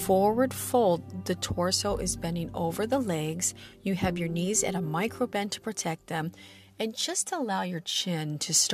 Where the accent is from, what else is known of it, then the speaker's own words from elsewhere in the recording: Midwest, United States; I'm from the Midwest